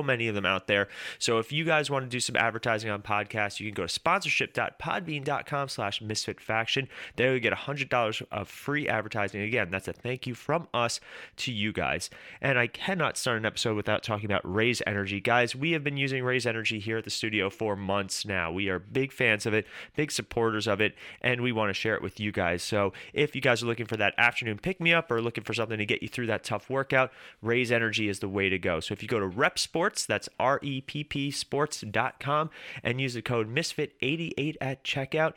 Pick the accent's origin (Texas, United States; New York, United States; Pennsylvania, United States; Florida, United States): New York, United States; we're from New York